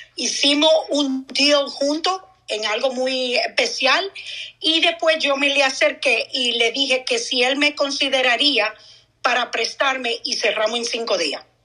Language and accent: Spanish; Dominican Republic; moved away; soy dominicana yo tengo familia en República